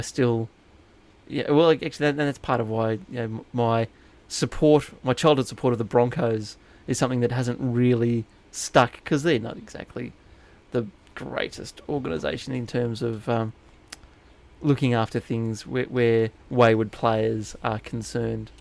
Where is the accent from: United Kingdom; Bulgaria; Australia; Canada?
Australia; New England, New South Wales; I grew up in New England, New South Wales